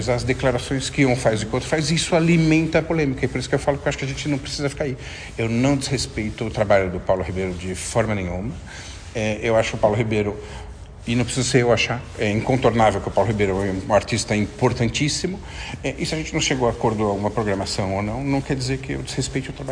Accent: Portugal; quando chega e fala, ah, eu sou de Portugal e, e ouvi, ah, conheço o viriato

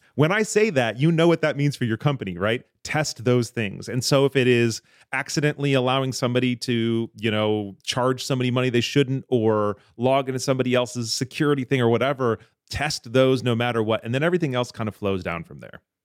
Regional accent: Michigan, United States; I grew up in Michigan

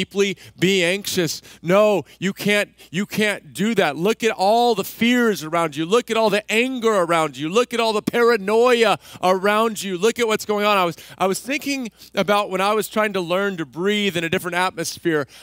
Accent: Central Texas, United States; I grew up in Central Texas

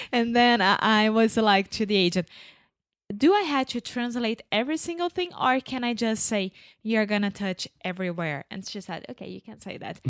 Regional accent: Brazil; Where are you coming from? Brazil.

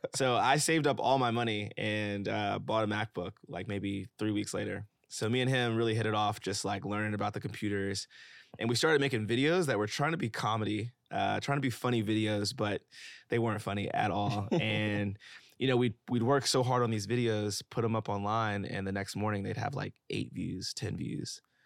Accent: Memphis, Tennessee, United States; also born or lived in Atlanta / San Francisco / Los Angeles; now in New York, United States; I'm from Memphis, Tennessee

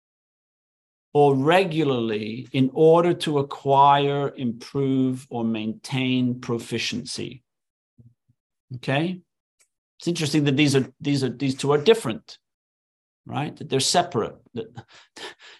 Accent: England, United Kingdom; moved away as an adult; now in United States; when I was growing up in England as a kid

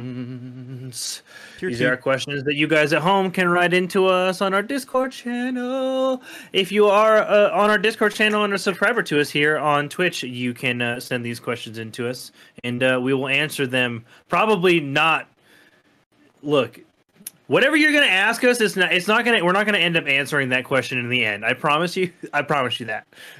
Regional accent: California, United States; Yeah. I'm from California, man.

